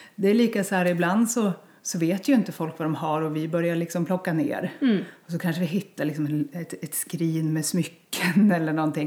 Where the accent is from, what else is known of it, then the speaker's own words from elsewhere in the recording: Bjuråker/Delsbo area, Gävleborg County, Sweden; moved away as an adult; also born or lived in Stockholm, Sweden; ville att, att barnen skulle få mm. växa upp här, där jag växte upp. Ja. Så jag flyttade hem